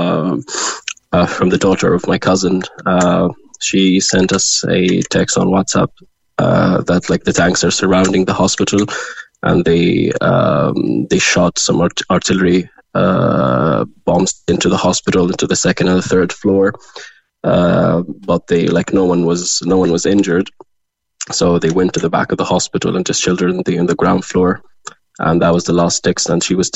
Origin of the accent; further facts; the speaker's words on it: Gaza, Gaza Strip, Palestine; moved away as an adult; now in Cork, Ireland; I'm originally from Gaza. I was born and raised there.